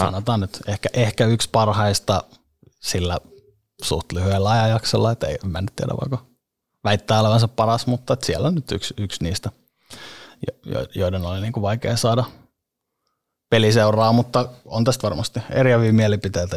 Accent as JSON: {"language": "Finnish", "town": "Helsinki", "region": "Uusimaa", "country": "Finland", "tie": "born or raised there", "also_born_or_lived": "Monaco", "said": "siellä, oli hyvä siellä oli hyvä kasvaa. Lauttasaaren kouluja käynyt ja, ja se on ollut sellainen niin kuin keskeinen paikka siellä viihtynyt ja asun edelleen"}